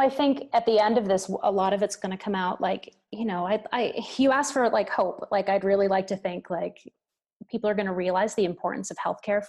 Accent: New York City, New York, United States; my hometown's going to be okay.

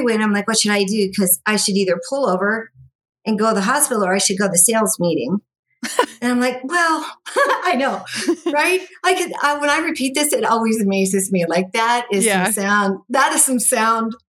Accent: Las Vegas, Nevada, United States; I grew up here in Las Vegas

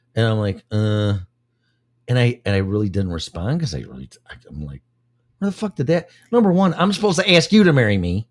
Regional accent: Illinois, United States; moved away as an adult; I moved here for the first time five years ago from my hometown and state of Illinois, home state of Illinois

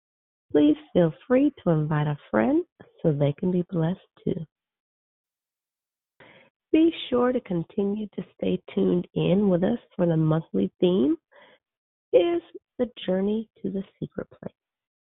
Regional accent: Arizona, United States

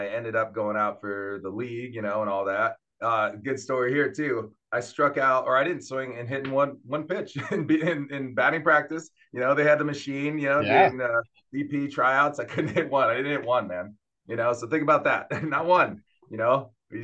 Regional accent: Santa Cruz, California, United States; now in Charlotte, United States; I grew up in the West Coast. So I grew up in California, in Santa Cruz, California

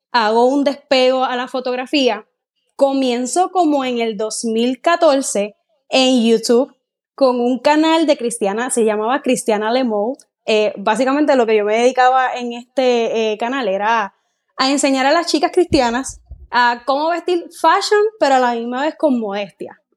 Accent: Guayama, Puerto Rico; una chica puertorriqueña, soy de Puerto Rico. Tengo 26 años de edad, aunque a la mayoría de las personas les digo que tengo 27.

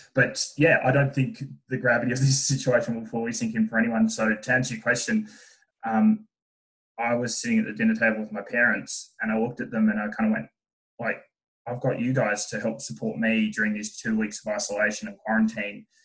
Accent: Burnie, Tasmania, Australia; moved away as an adult; born and raised in Tasmania

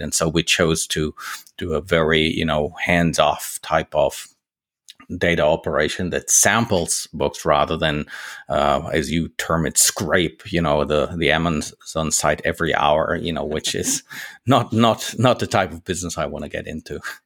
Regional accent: Germany; moved away as an adult; now in Switzerland; I'm based in Switzerland now. I'm, I'm a native German. You know, I grew up in Germany.

